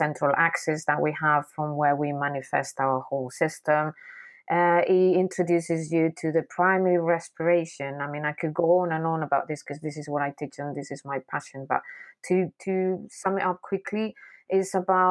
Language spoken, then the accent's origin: English; Basque Country, Spain; I grew up in the Basque Country. The Basque Country is a little area in the north of Spain